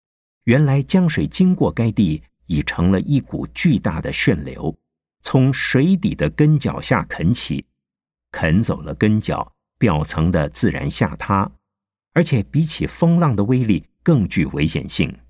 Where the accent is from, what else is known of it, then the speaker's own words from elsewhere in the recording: Nantong, Jiangsu, China; born there; 我的出生地是在江苏南通狼山前面的小娘港附近，据说我的祖先是从长江三角洲的崇明岛上。搬到南通去的